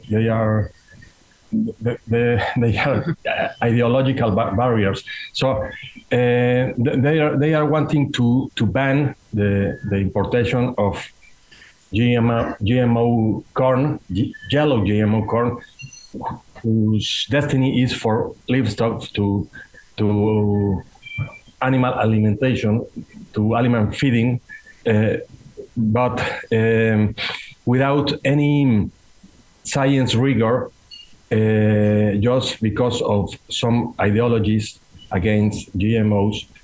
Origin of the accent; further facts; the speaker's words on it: Mexico; I am a farmer from the Mexican highlands.